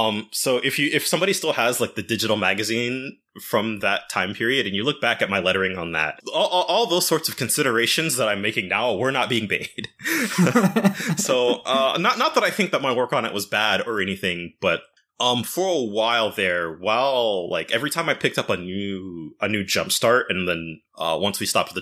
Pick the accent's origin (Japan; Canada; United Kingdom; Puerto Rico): Japan; English is a second language; I'm from Japan